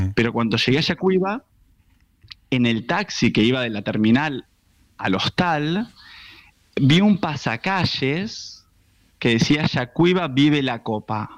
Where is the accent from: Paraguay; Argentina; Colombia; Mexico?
Argentina; Buenos Aires; los argentinos